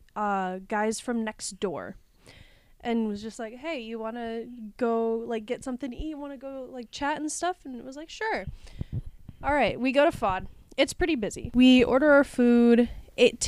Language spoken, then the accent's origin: English; Wisconsin, United States; I'm from Wisconsin.